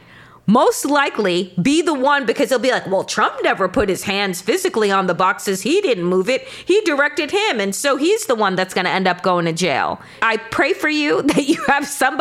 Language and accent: English; Long Island, New York, United States; I'm royalty from Long Island